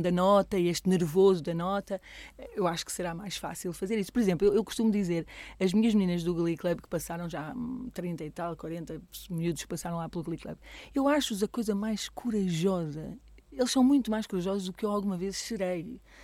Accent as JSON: {"language": "Portuguese", "town": "Coimbra", "region": "Centro", "country": "Portugal", "moved": "as an adult", "lives_now": "Alcobaça, Portugal", "said": "eu não sou de cá, não é? Eu sou de Coimbra"}